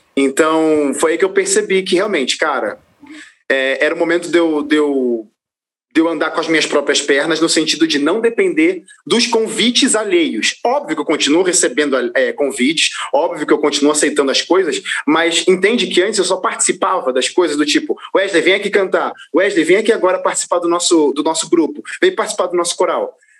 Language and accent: Portuguese; Rio de Janeiro, Brazil; moved away; eu sou natural do Rio de Janeiro